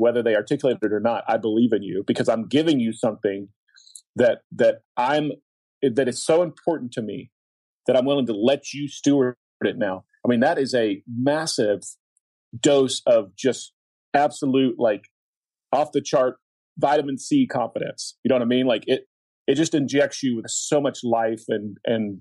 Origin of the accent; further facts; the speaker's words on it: Oklahoma, United States; I grew up in Oklahoma